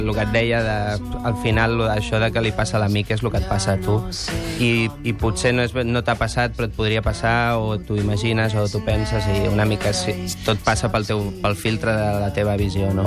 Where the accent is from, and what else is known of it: Sant Celoni, Catalonia, Spain; born or raised there